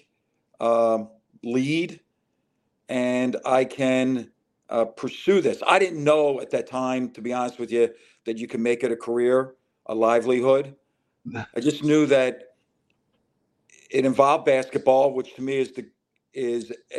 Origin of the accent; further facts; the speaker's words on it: Philadelphia, Pennsylvania, United States; also born or lived in Lansdowne, Delaware County, Pennsylvania; I moved from Southwest Philadelphia to Delaware County